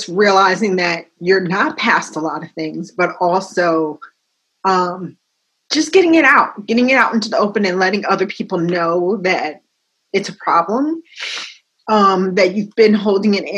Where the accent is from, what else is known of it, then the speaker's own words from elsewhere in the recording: New York, United States; now in New Jersey, United States; I'm from New York. I live in New Jersey